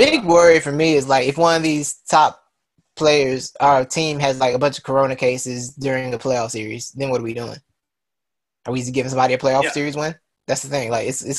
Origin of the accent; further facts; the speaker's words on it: Detroit, Michigan, United States; I mean, we're from Detroit to Cleveland, bro.